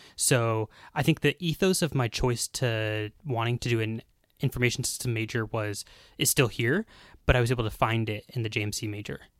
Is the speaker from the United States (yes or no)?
yes; United States; moved away as an adult; now in Bulgaria; I'm an American, um, student full-time.